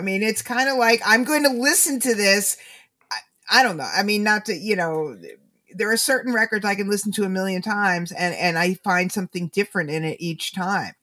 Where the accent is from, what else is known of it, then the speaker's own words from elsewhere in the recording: United States; I'm an American